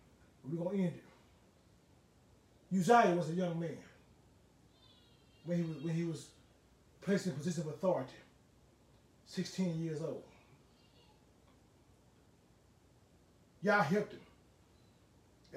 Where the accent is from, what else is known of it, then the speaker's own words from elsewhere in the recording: Huntsville, Alabama, United States; I was born in Huntsville, Alabama, in Huntsville Hospital